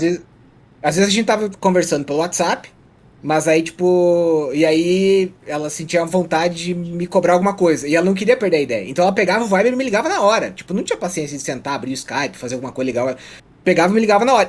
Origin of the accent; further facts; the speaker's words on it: Água Doce, Santa Catarina, Brazil; moved away; Eu nasci em Água Doce, que fica do lado de Joaçaba